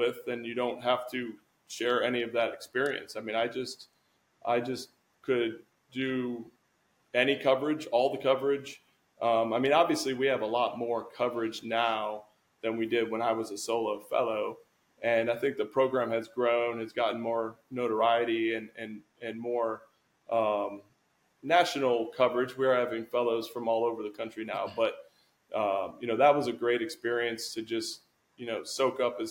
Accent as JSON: {"language": "English", "town": "Rochester", "region": "New York", "country": "United States", "said": "I'm from Rochester, New York, upstate New York"}